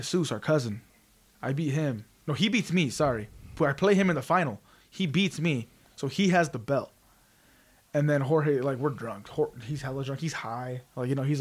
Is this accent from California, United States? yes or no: yes; California, United States; I was born in California